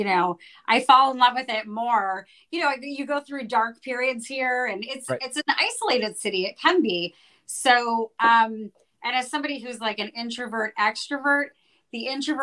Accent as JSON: {"language": "English", "region": "New Jersey", "country": "United States", "tie": "born or raised there", "also_born_or_lived": "New York City, United States", "moved": "yes", "lives_now": "Los Angeles, United States", "said": "I grew up in New Jersey and very close to New York City"}